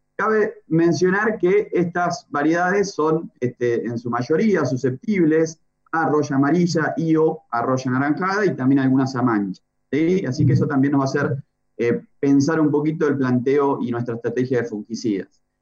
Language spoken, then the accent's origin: Spanish; Los Toldos, Buenos Aires, Argentina; mi pueblo